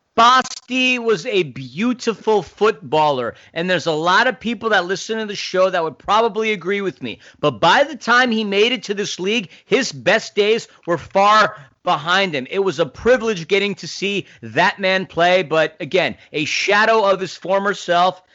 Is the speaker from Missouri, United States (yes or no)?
no; New York City, New York, United States; I grew up in New York City